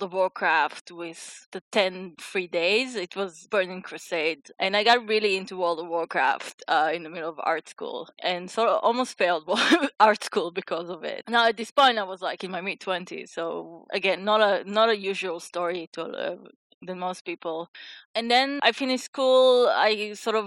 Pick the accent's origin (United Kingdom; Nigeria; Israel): Israel; Jerusalem, Jerusalem District; I grew up in Jerusalem